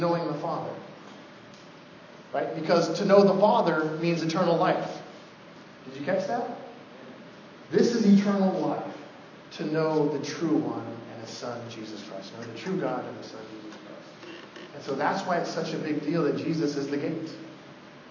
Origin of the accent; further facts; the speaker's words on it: Oregon, United States; I'm from Oregon. I was born in the late 70s